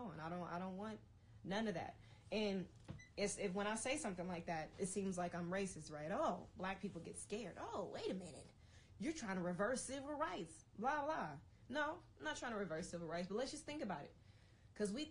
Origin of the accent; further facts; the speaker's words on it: United States; me as an American